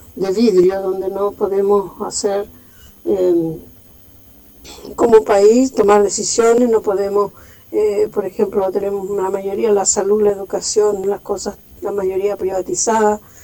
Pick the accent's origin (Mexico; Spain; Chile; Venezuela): Chile; nos motiva a nosotros como chilenos